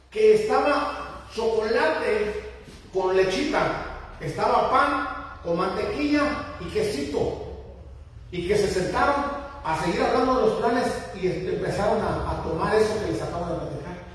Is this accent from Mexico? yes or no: yes; Mexico; moved away; En mi país, en, México